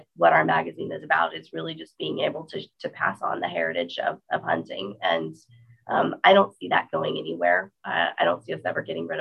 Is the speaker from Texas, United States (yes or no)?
yes; Texas, United States; I'm from Texas